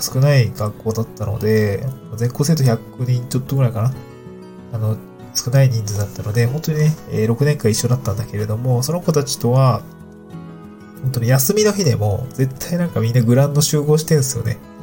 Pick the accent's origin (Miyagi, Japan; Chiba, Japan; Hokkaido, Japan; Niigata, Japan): Niigata, Japan; moved away as an adult; now in Tokyo, Japan; 私は新潟県です。